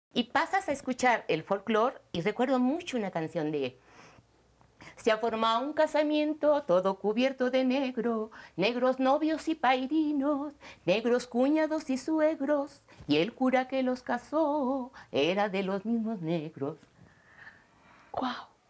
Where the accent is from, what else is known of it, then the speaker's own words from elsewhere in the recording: Mexico; me ha formado como mexicana, como mujer, como mamá